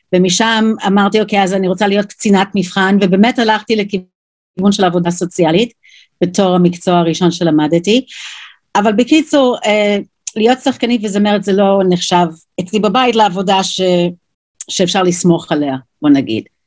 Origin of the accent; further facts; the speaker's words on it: New York, United States; Hebrew is a second language; moved away as an adult; also born or lived in Jerusalem, Israel; now in Israel; וגדלתי אז בניו יורק